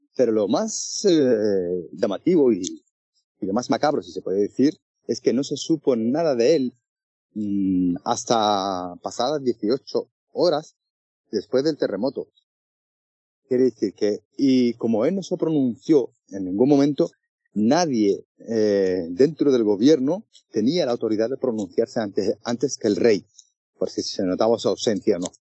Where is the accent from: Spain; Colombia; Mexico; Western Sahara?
Western Sahara; como periodista saharaui